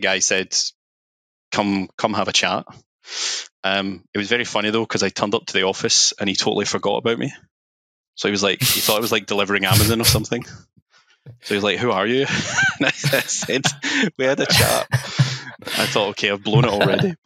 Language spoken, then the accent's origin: English; Glasgow, Scotland, United Kingdom; moved away as an adult; also born or lived in London; I'm from Glasgow, that kind of area